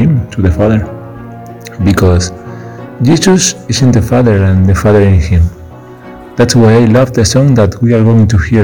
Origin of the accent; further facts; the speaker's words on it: Spain; from Spain